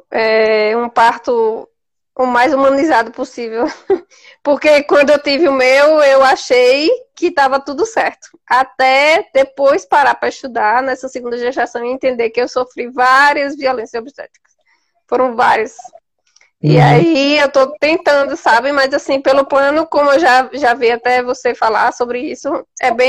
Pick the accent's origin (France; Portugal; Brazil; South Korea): Brazil; Garanhuns, Pernambuco; Sou de Garanhuns, Pernambuco.